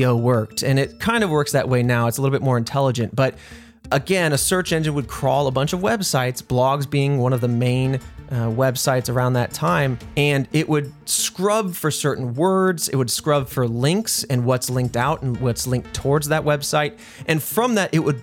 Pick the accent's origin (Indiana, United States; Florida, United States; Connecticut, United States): Indiana, United States; I grew up in Indiana